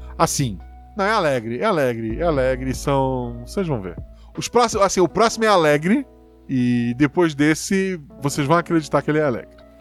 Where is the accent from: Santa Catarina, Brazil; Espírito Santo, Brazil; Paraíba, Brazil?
Santa Catarina, Brazil; Florianópolis; born or raised there